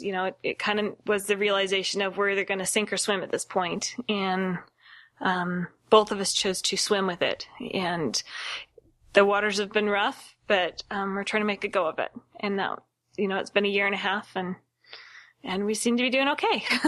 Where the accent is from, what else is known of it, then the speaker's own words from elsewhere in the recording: Seattle, Washington, United States; moved away as an adult; now in Utah, United States; I was born here in Utah, but my family moved to Seattle, and I grew up um, in that area and came back down to Utah to go to school